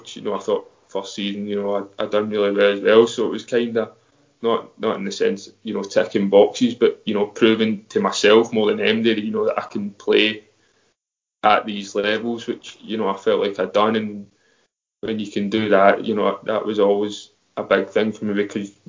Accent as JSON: {"language": "English", "region": "Scotland", "country": "United Kingdom", "tie": "born or raised there", "said": "growing up in Scotland"}